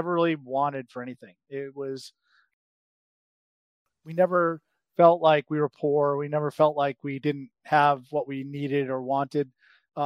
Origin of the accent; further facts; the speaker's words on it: Brockton, Massachusetts, United States; I grew up outside of Boston, in a city called Brockton.